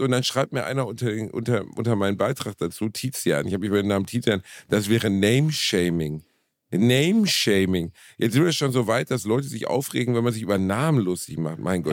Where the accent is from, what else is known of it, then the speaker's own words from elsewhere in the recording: Germany; wir Deutschen